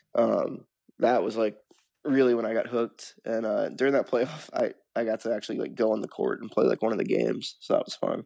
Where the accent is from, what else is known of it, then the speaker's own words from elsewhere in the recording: Memphis, Tennessee, United States; now in Nashville, United States; we're from Memphis